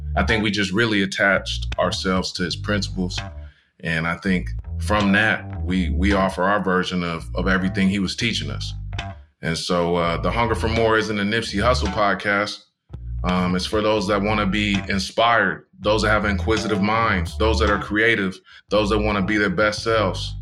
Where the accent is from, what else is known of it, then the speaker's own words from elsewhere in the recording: Tustin, California, United States; growing up in SoCal and Tustin